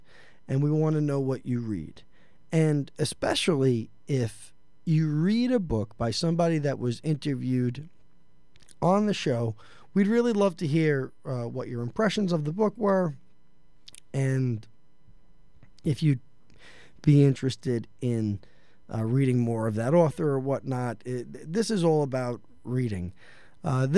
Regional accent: New York City, New York, United States; I'm from Elmhurst, Queens, originally.

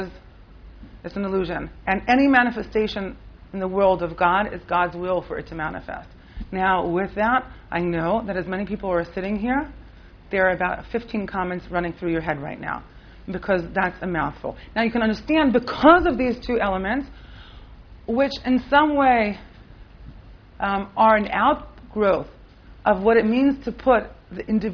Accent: Rehovot, Central District, Israel; now in Jerusalem, Israel; I grew up right in Rehovot and then in Yerushalayim my whole adult life

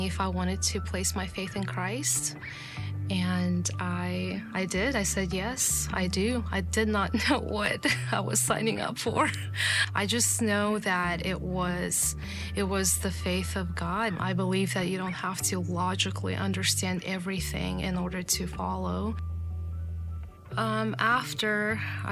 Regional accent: Kazakhstan; moved away; I grew up in Kazakhstan

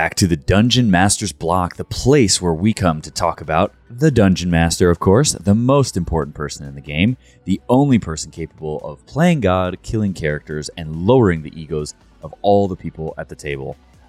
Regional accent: Grand Rapids, Michigan, United States; born there; Well, I was born in Grand Rapids, Michigan.

